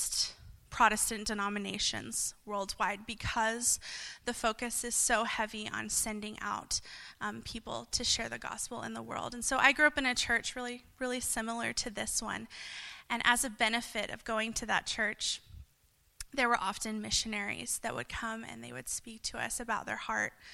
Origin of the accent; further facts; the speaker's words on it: Lubbock, Texas, United States; I'm from Lubbock, Texas, just about 5 hours away from here